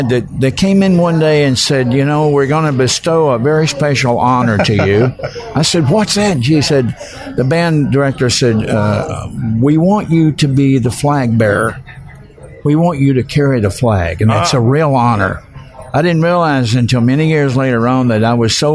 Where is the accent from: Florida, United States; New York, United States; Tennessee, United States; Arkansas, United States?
Tennessee, United States; Humboldt; also born or lived in Jackson, Tennessee; I am from Humboldt, but Humboldt Jackson is where I'm really from